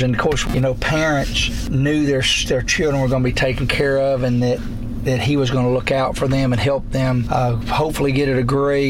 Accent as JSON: {"language": "English", "region": "Alabama", "country": "United States", "moved": "yes", "said": "I am from Alabama"}